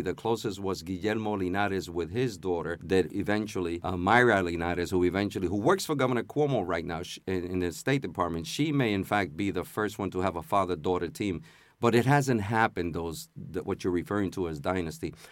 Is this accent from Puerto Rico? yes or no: yes; Puerto Rico; now in New York City, United States; we come here, even if we come from Puerto Rico and it's first generation that's to reside here, we come as U S citizens.